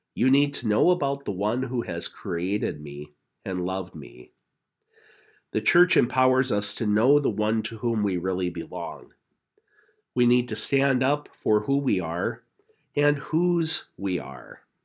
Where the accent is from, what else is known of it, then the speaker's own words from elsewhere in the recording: Napoleon, North Dakota, United States; now in Grand Forks, United States; my hometown of Napoleon